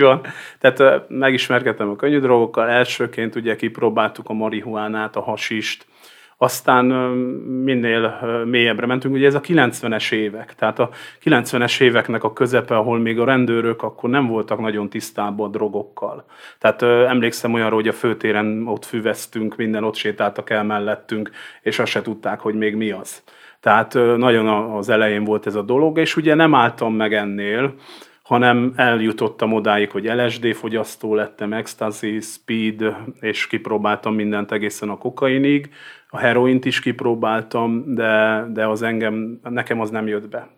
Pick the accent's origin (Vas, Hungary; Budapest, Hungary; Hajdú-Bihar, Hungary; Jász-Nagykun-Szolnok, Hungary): Vas, Hungary; én Vas megyei vagyok